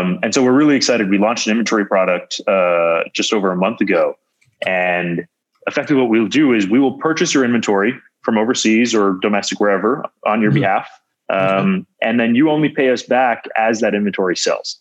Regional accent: Canada; moved away as an adult; also born or lived in Waterloo, Ontario / Silicon Valley; as an outsider, as a Canadian to Silicon Valley

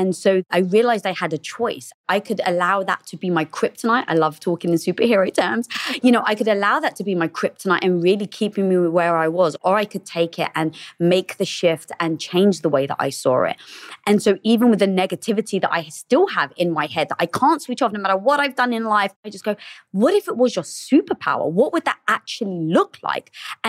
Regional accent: England, United Kingdom; now in Los Angeles, United States; No, I'm actually from England.

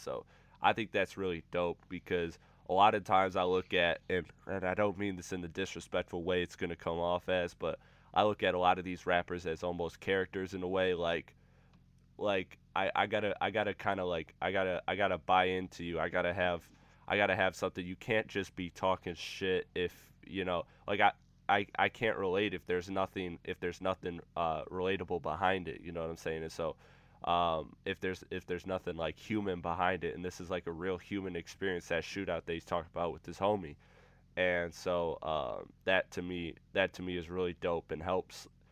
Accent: Michigan, United States; my home state, Michigan

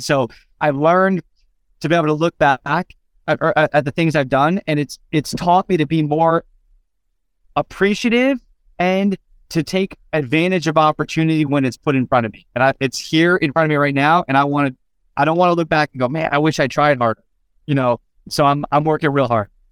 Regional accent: Phoenix, Arizona, United States; Phoenix, which is our next race, which is my hometown

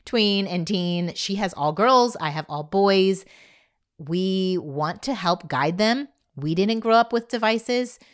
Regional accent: Indiana, United States; now in Dallas, United States; I grew up in Indiana

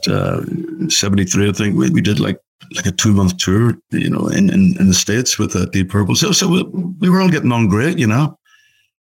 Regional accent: Belfast, Northern Ireland, United Kingdom; moved away; we played Belfast, obviously my hometown

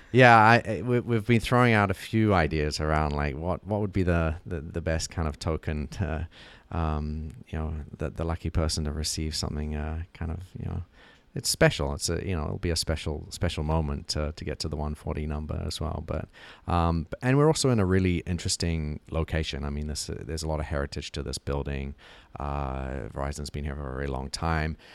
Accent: New Zealand; moved away; growing up in New Zealand

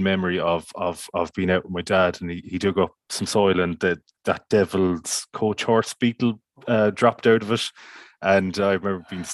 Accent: Foxford, Connacht, Ireland; I'm actually calling from Foxford, County Mayo, which is where I'm from at the minute. This is where I've grown up

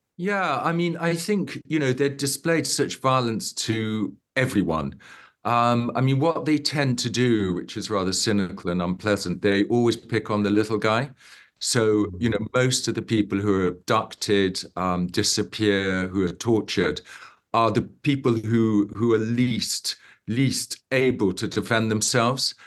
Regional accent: Uganda; I grew up in Uganda and my father grew up in Uganda.

